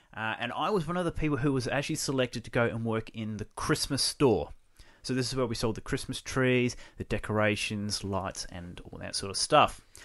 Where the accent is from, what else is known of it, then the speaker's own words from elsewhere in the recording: Kingscote, South Australia, Australia; I was born here in South Australia in a small rural town of Kingscote